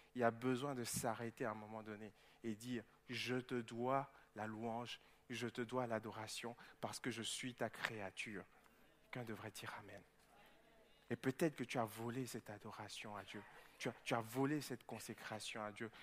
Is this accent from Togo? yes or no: yes; Togo; moved away; jouais en deuxième division au Togo, dans mon pays d'origine